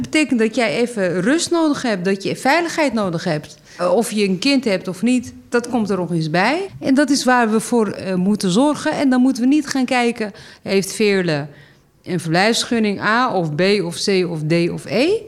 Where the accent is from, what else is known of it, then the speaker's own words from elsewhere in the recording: Amsterdam, North Holland, Netherlands; ik kom uit Zuid. ik woon hier en ik ben hier actief